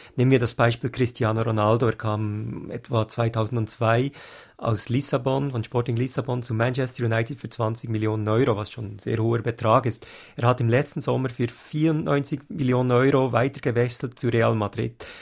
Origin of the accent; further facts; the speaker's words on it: Switzerland; als Schweizer